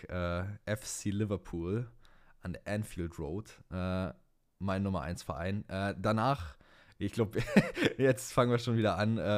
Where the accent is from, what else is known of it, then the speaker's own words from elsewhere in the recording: Berlin, Germany; born there; Ich bin gebürtiger Berliner, ja. Hab äh, jetzt nicht ewig lang in Berlin gelebt, aber ja, gebürtig bin ich Berlin.